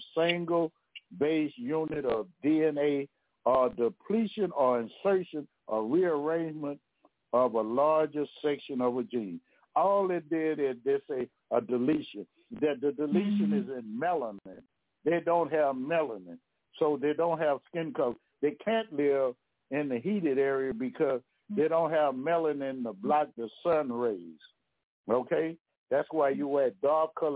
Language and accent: English; Louisiana, United States; I'm from Louisiana now